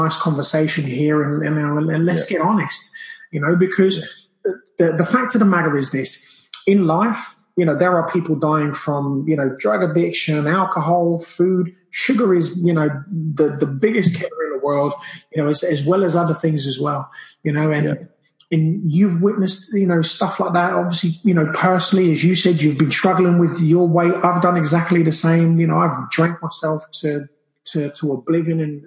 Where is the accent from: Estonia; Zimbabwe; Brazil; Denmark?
Brazil; now in United Kingdom; I grew up in Brazil, so I grew up with that kind of diet